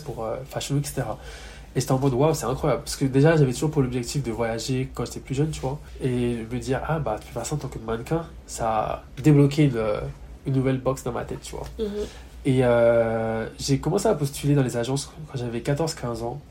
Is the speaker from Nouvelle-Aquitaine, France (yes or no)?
no; Yvelines, Paris suburbs, Île-de-France, France; moved away as an adult; also born or lived in London; now in Hong Kong; j'ai majoritairement grandi dans les Yvelines, dans le 7-8, donc banlieue parisienne